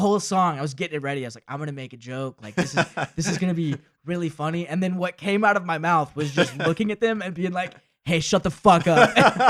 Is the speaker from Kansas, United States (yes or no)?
no; Rome, Georgia, United States; also born or lived in Athens, Georgia; Oh, so I grew up in Rome, Georgia.